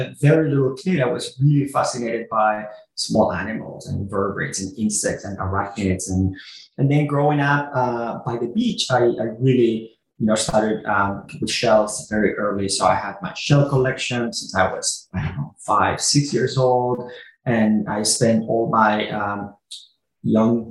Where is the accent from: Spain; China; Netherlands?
Spain; south of Barcelona, Catalonia; moved away as an adult; now in United States; I'm originally from Spain. I grew up south of Barcelona, where I did my undergrad and my graduate school.